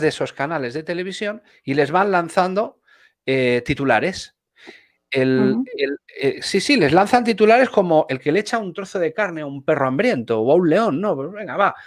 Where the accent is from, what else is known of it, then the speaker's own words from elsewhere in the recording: Spain; yo soy un español que vivo aquí